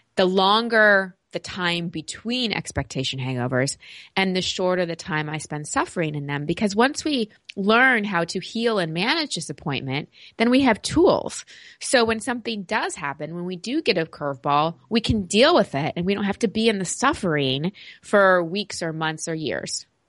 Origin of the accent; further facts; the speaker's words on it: Texas, United States; growing up in Texas